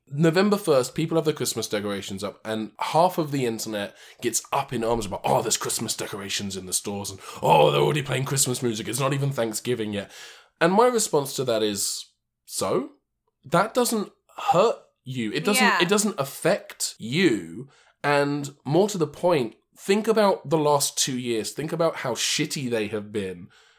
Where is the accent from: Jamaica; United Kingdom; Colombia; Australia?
United Kingdom; Because I'm British